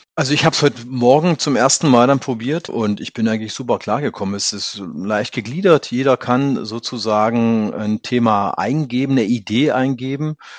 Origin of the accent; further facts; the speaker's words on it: Lusatia, Saxony, Germany; ich komme ja aus der Lausitz, in der Region äh, zwischen Dresden und der polnischen und tschechischen Grenze